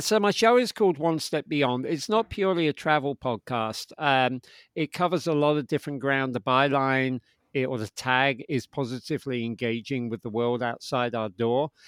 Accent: London, United Kingdom; moved away as an adult; also born or lived in New York; I'm from London, um, and I moved to New York in my twenties

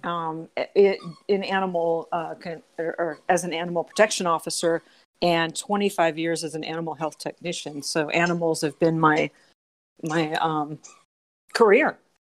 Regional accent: Southern California, United States; moved away as an adult; now in Aurora, United States; I'm from Southern California

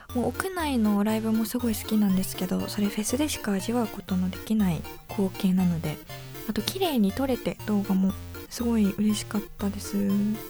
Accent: Yamagata, Japan; moved away; 私はあの地元山形県

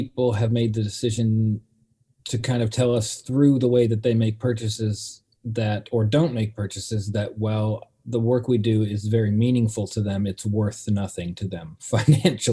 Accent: Pacific Northwest, United States; growing up in the Pacific Northwest in the 90s

